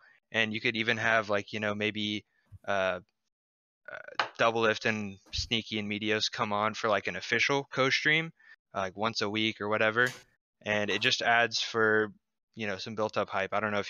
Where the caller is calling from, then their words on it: San Antonio, Texas, United States; San Antonio, Texas.